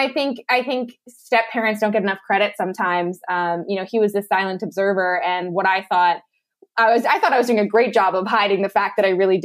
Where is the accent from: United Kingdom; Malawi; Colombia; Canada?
Canada; Lethbridge, Alberta; moved away as an adult; also born or lived in Malaysia; moved back home to my hometown of Lethbridge, Alberta